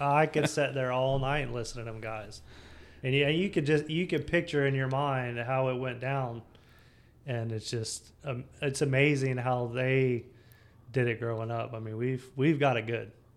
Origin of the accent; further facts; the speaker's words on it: Samsula, Florida, United States; I grew up in Sam Florida, was just outside of uh, New Smyrna Beach